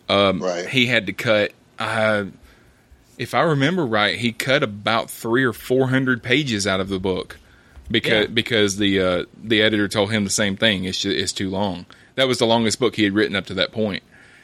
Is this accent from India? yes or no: no; Alabama, United States; I said picking because I'm from Alabama.